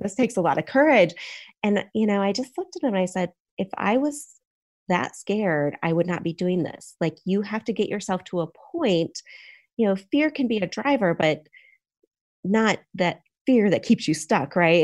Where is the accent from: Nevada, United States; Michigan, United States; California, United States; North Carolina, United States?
Michigan, United States; now in Charlotte, United States; I grew up in a, on a farm in Michigan